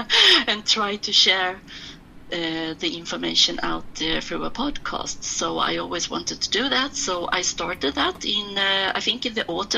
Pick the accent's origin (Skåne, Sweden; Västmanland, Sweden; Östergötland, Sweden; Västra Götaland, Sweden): Skåne, Sweden; Malmö; now in Stockholm, Sweden; That's actually my hometown, Malmo.